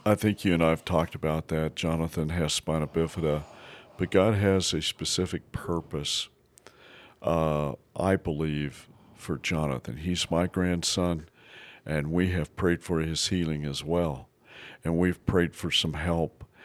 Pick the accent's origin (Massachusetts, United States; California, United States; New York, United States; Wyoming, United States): Wyoming, United States; Basin; I grew up in Basin, Wyoming.